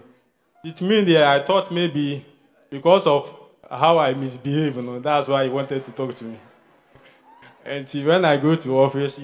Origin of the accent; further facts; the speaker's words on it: Kumasi, Ashanti, Ghana; now in Accra, Ghana; I'm from Kumasi, and I came here.